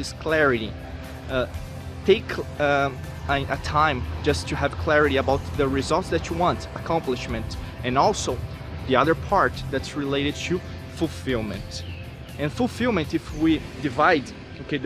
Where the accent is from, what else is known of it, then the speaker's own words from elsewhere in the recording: Brazil; I'm from Brazil